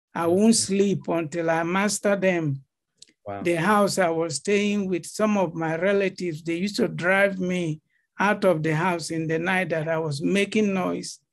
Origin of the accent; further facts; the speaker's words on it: Benue, Nigeria; moved away as an adult; now in Atlanta, United States; I'm from Benue. Right. I've come to represent my state at a competition